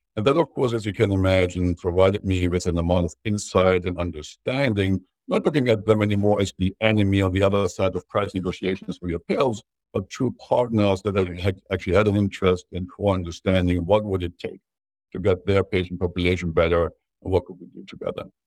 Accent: Germany; growing up in Germany

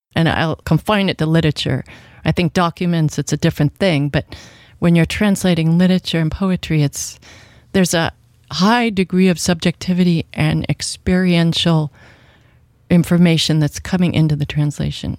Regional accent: Washington, United States; I grew up in Washington State

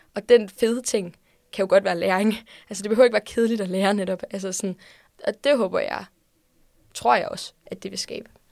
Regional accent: Odense, Southern Denmark, Denmark; jeg kommer fra Odense

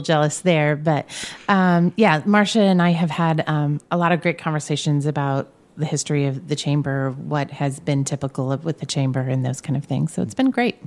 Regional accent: Brownsburg, Indiana, United States; also born or lived in Danville, Indiana; Grew up in Brownsburg

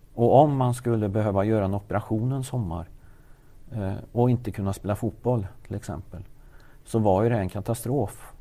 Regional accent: Värmland, Sweden; also born or lived in Lidingö; Jag är en värmlänning som är uppväxt här i Värmland

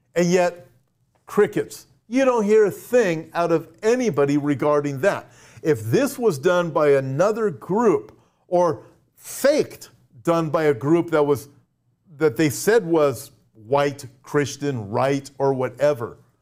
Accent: United States; I'm an American, uh, a, and I live in America.

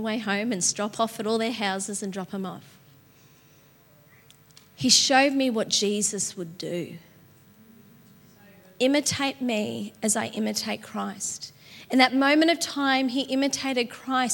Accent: Patterson Lakes, Victoria, Australia; also born or lived in Dingley; I grew up in Patterson Lakes

